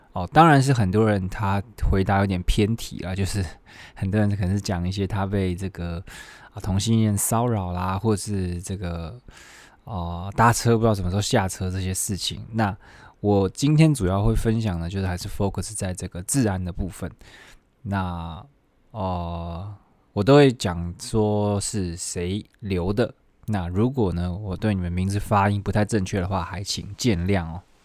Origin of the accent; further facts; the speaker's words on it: Taiwan; moved away; 我们台湾人